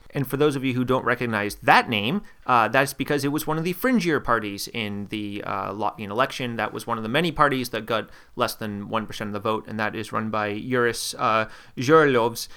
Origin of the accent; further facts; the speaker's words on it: Maine, United States; moved away as an adult; now in Latvia; growing up in Maine